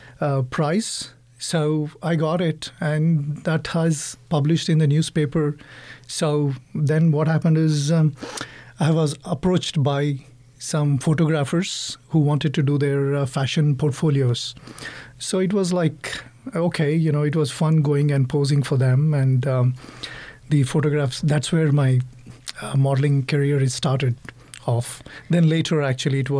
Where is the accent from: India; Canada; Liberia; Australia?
India; Hyderabad, Telangana; now in Texas, United States; I'm from Hyderabad, India, South